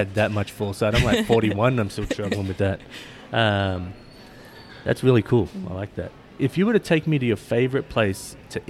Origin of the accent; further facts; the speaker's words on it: Australia; now in Kirkland, United States; So, like, I grew up in Australia